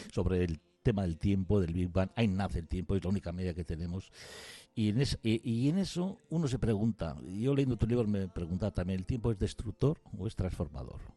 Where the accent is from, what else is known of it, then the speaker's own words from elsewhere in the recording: Basque Country, Spain; yo soy cerca de Arnica pero bueno, de Arratia